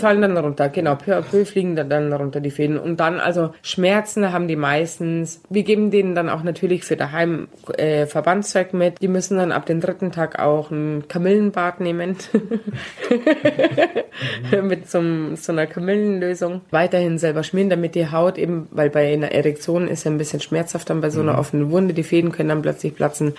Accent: Palestine; bei uns in Palästina

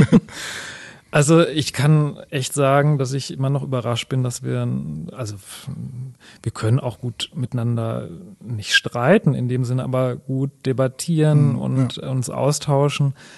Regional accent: Sauerland, North Rhine-Westphalia, Germany; moved away as an adult; now in Wuppertal, Germany; ich bin äh, leidenschaftlicher Wuppertaler, aber ich komme ursprünglich aus dem Sauerland.

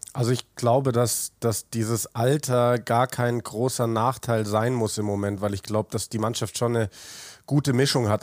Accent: Munich, Bavaria, Germany; Christoph und ich sind in derselben Straße aufgewachsen in München

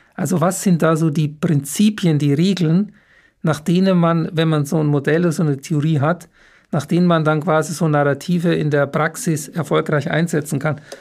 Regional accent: Munich, Bavaria, Germany; ich bin ein ein echter gebürtiger Münchner

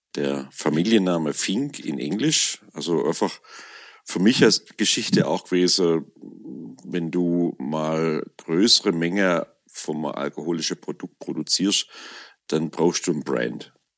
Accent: Swabian Alb, Baden-Württemberg, Germany; dann komme ich eben aus dem Schwäbischen Hochland hier

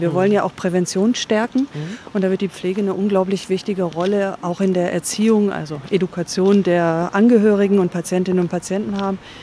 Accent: Reutlingen, Baden-Württemberg, Germany; also born or lived in Cologne; now in Berlin, Germany; ich komme aus Reutlingen

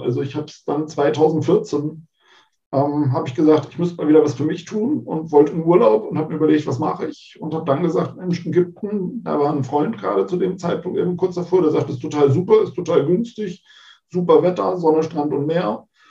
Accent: Hamburg, Germany; now in Bremen, Germany; Also ich komme aus Hamburg ursprünglich, bin da geboren und bin dann für die Nordlichter in die verbotene Stadt gezogen und lebe mittlerweile in Bremen

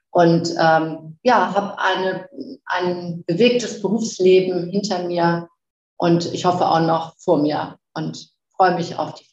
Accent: Flensburg, Schleswig-Holstein, Germany; born there; also born or lived in Ruhrgebiet; 59 Jahre alt und ähm, bin eigentlich äh, so in Flensburg geboren. Ich komme aus dem Norden und habe dann

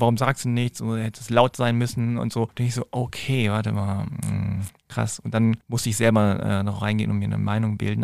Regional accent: Hanover, Lower Saxony, Germany; in Hannover, meiner Heimatstadt

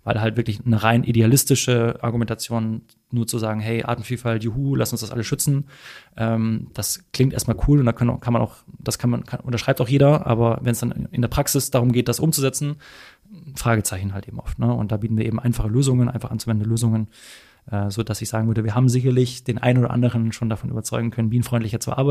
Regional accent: Hamburg, Germany; also als Hamburger haben wir, wie gesagt, das äh, alte Land vor den Toren.

